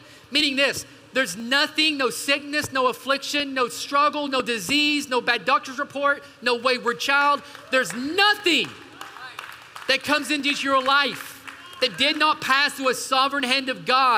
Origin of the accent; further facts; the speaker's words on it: East Tennessee, United States; moved away; also born or lived in Portland; I grew up in the outdoors. I'm from the mountains of East Tennessee